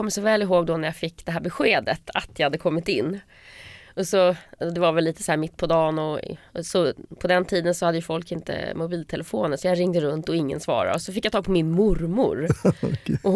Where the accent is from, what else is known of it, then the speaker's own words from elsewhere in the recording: Trosa, Södermanland, Sweden; Eh, I Trosa.